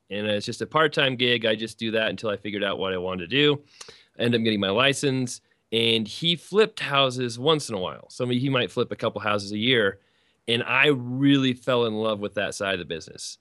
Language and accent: English; Colorado, United States; I'm from Colorado.